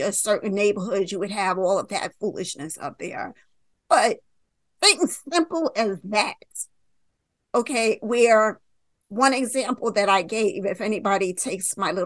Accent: New York, United States; I'm from New York

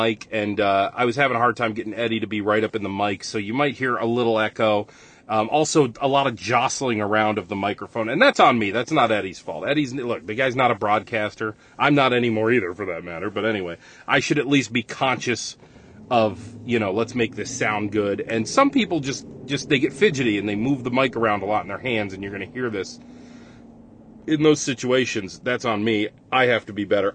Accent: Rochester, New York, United States; accent: Rochester; I like my Rochester accent

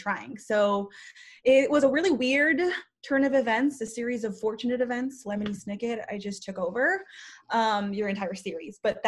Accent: Guam; moved away; also born or lived in Philippines / Las Vegas, Nevada; born in the Philippines, raised in Guam, moved to Vegas

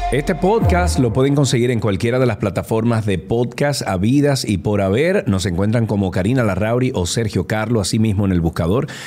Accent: Dominican Republic

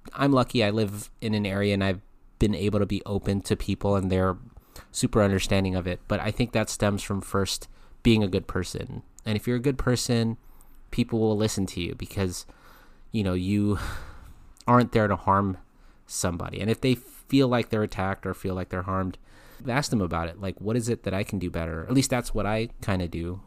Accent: California, United States; my home state of California

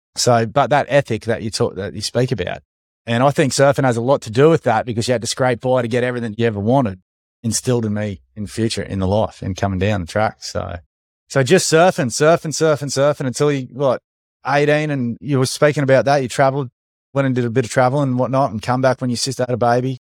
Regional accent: Sunshine Coast, Queensland, Australia; Growing up on the Sunshine Coast

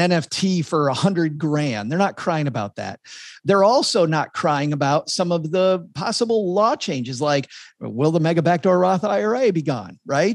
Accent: Texarkana, United States; my hometown of Texarkana

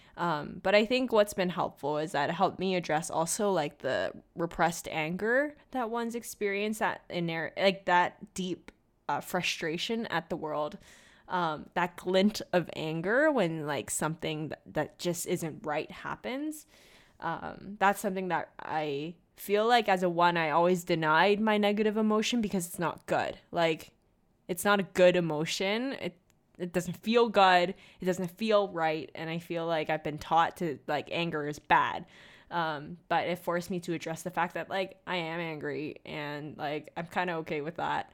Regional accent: Hong Kong; moved away as an adult; also born or lived in Kingston, Ontario / Guelph, Ontario; I was born and raised in Hong Kong. I grew up here, and then I moved to Canada at 18 years old

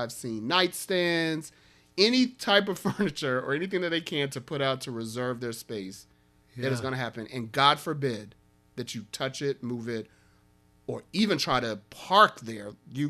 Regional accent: Chicago, Illinois, United States; I'm from Chicago.

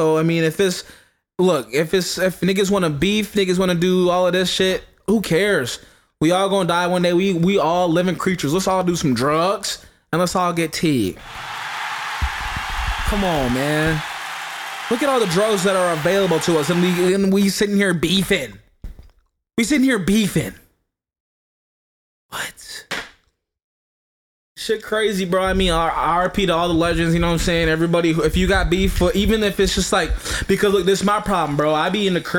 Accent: Chicago, Illinois, United States; now in Michigan, United States; I'm from Chicago

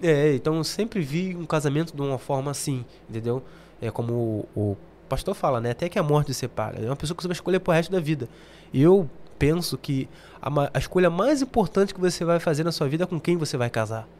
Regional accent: Rio de Janeiro, Brazil; moved away as an adult; now in London, United Kingdom; sou carioca

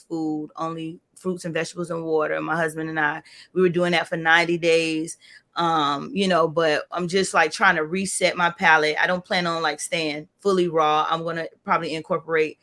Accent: Florida, United States; I was born and raised in Florida

